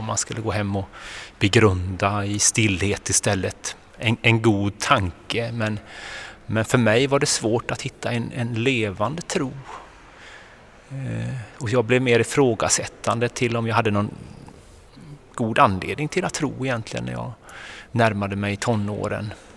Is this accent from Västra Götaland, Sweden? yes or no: yes; Kungälv, Västra Götaland, Sweden; jag är uppväxt på västkusten, jag kommer från Kungälv